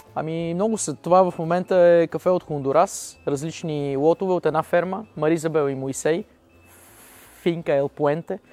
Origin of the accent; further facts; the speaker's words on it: Pazardzhik, Pazardzhik Province, Bulgaria; Веднага след казармата се прибрах в Пазарджик